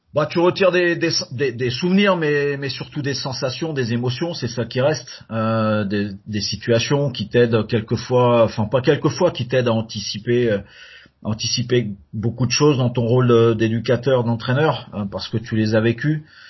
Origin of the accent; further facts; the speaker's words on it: France; moved away as an adult; also born or lived in North America; now in Canada; quand je suis arrivé en Amérique du Nord, on m'a dit que que j'étais trop français